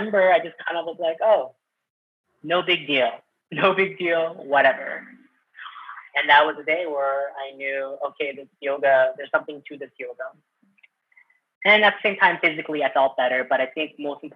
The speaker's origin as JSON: {"language": "English", "town": "Manila", "region": "Metro Manila", "country": "Philippines", "tie": "born or raised there", "said": "So I was born in the Philippines and from Manila"}